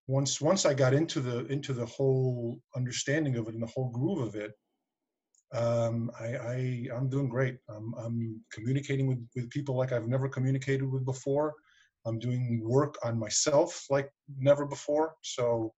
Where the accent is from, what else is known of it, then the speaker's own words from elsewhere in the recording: New York City, New York, United States; also born or lived in Westchester County, New York; I was raised in Queens, so I actually lived in the city proper, but then I moved out here about 5 years ago